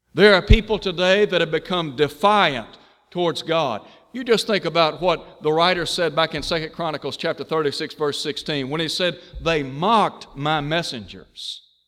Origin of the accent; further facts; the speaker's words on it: Chattanooga, Tennessee, United States; When I was growing up in Chattanooga, Tennessee, I went to a public school